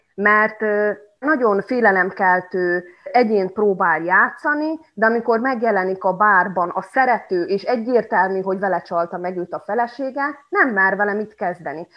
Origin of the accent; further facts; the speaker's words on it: Subotica, Vojvodina, Serbia; moved away as an adult; now in Kanjiža, Serbia; Magyar Kanizsán élek már tíz éve, de eredetileg egyébként szabadkai vagyok